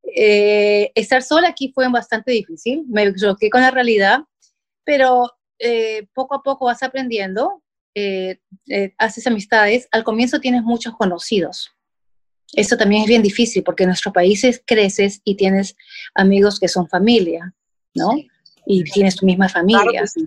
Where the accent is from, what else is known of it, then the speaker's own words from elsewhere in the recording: Peru; moved away as an adult; now in United States; soy mamá peruana, con dos hijos ya grandes